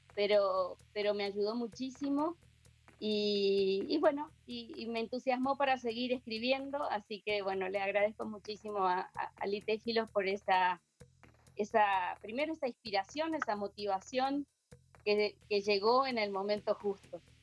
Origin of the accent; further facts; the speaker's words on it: Argentina; moved away as an adult; now in Asunción, Paraguay; estoy en Asunción, Paraguay. Eh, yo soy argentina, pero hace 30, 32 años que, me radiqué acá